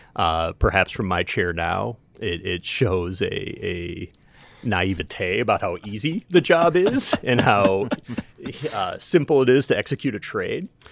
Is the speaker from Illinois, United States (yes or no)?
yes; Winnetka, Illinois, United States; growing up in Winnetka. I remember attending Hubbard Woods School